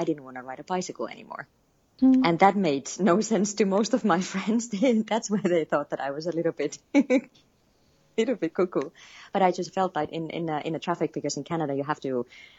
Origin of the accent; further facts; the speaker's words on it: Finland; moved away as an adult; also born or lived in Nepal; I am born and raised in Finland, lived across the world actually for the past few years.